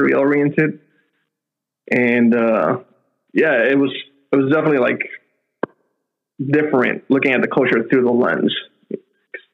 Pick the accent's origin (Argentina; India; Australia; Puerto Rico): Puerto Rico; moved away as an adult; also born or lived in Okinawa; now in United Kingdom; I'm from Puerto Rico originally, born and raised, living in the UK now